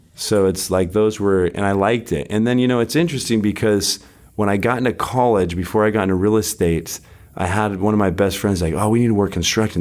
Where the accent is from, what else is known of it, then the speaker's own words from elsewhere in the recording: Salt Lake City, Utah, United States; moved away as an adult; also born or lived in California; now in Orange County, United States; I grew up in Salt Lake City, Utah.